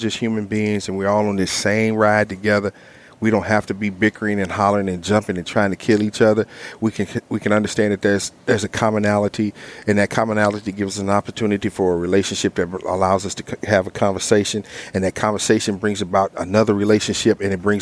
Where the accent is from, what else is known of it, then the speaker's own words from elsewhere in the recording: East St. Louis, Illinois, United States; moved away as an adult; also born or lived in Carbondale, Illinois; now in Texas, United States; I'm from East St. Louis.